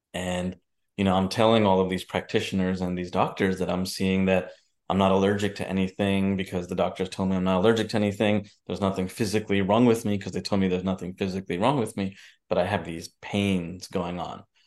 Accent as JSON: {"language": "English", "country": "United States", "tie": "born or raised there", "said": "my parents are from India. I grew up in New Jersey, New York"}